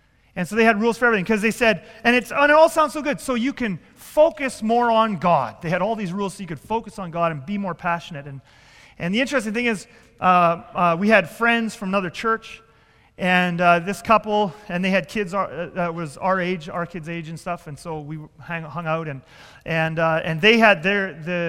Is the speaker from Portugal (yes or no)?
no; Southern Ontario, Canada; I grew up in Southern Ontario with this church plant